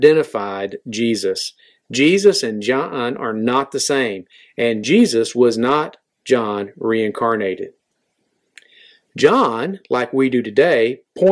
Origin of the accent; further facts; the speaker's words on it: United States; I am an American and I am proud to be an American